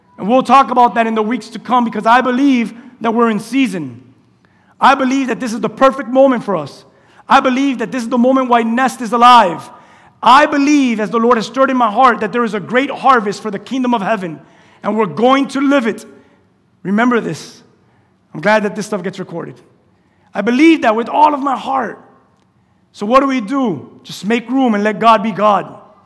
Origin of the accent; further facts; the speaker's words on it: United States; I'm from Westchester. We speak like that in Westchester.